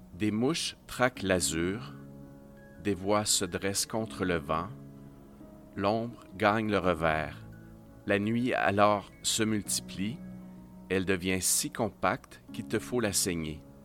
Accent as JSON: {"language": "French", "area": "Estrie", "region": "Quebec", "country": "Canada", "tie": "born or raised there", "moved": "yes", "said": "je viens de l'Estrie, je suis parti depuis longtemps, mais j'ai passé mon enfance et mon adolescence ici"}